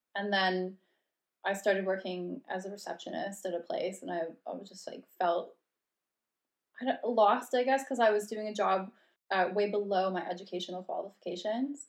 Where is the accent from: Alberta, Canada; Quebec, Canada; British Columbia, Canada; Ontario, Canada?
Alberta, Canada; Red Deer; moved away as an adult; now in London, United Kingdom; I'm from Cal- around Calgary, specifically Red Deer, Alberta